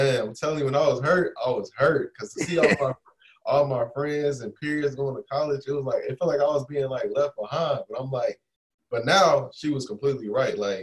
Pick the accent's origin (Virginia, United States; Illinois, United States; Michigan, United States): Illinois, United States; Chicago; I'm from Chicago, grew up on Chicago, the west side area of Chicago, born and raised